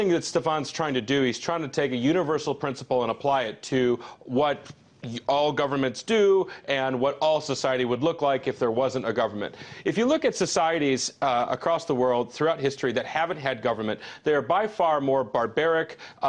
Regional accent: United States; as an American

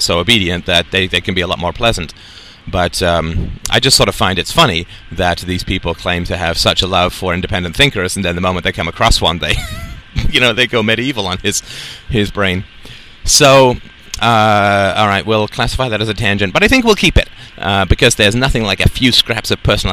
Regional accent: United Kingdom; growing up in the British culture

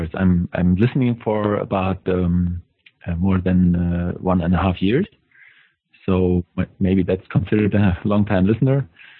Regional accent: Germany; English is a second language; from Germany.

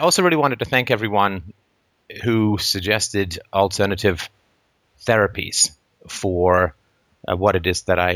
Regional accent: England, United Kingdom; moved away; I grew up in England

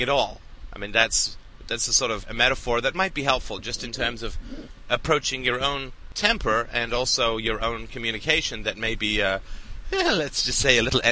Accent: England, United Kingdom; I grew up in England, went to boarding school

